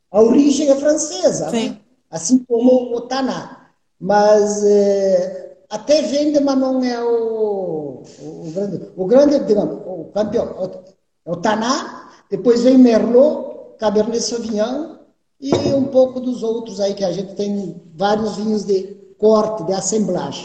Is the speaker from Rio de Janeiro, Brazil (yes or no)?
no; Gaúcho, Rio Grande do Sul, Brazil; Eu, como bom gaúcho aqui